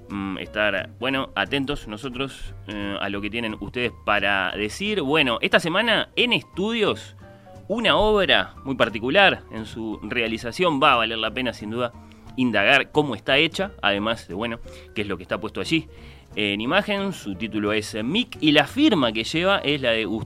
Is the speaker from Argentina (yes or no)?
yes; Argentina; also born or lived in Uruguay; argentino parcialmente radicado en Uruguay.